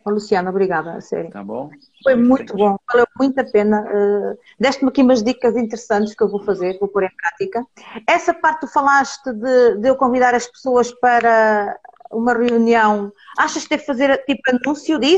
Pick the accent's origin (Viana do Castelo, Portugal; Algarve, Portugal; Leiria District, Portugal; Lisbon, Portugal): Leiria District, Portugal; now in Coimbra, Portugal; eu, sou do distrito de Leiria. Eu estou a viver em Coimbra